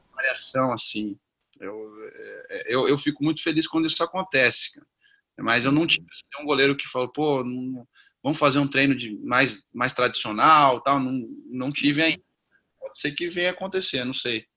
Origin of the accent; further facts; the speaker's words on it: South Region, Brazil; also born or lived in Northeast Brazil / Rio de Janeiro; Comecei no Sul, sou do Sul, estou no Sul hoje